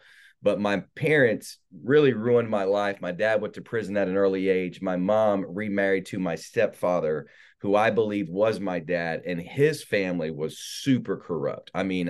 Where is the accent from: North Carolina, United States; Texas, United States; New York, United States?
North Carolina, United States; So I was born in South Carolina, but my parents really ruined my life the majority of the time in North Carolina.